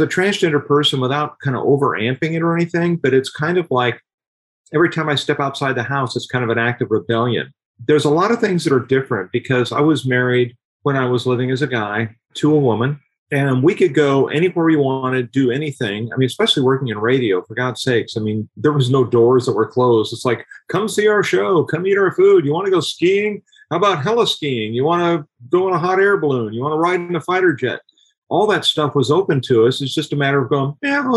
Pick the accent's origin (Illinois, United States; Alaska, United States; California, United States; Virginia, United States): California, United States; Southern; moved away as an adult; now in Texas, United States; I grew up in Southern California, born and raised there